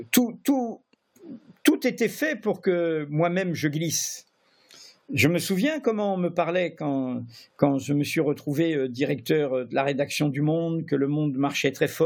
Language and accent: French; Brittany, France; je suis breton, hein, et il y a dans l'histoire bretonne, et y compris identitaire bretonne